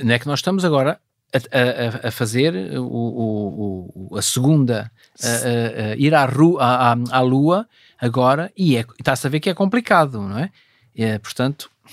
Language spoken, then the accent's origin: Portuguese; Vila Nova de Cerveira, Norte, Portugal; moved away; lá da minha terra, Vila Nova Cerveira